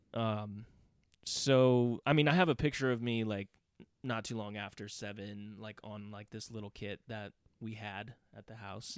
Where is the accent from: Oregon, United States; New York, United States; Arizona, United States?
Oregon, United States; Portland; born and raised in Portland, uh, Southeast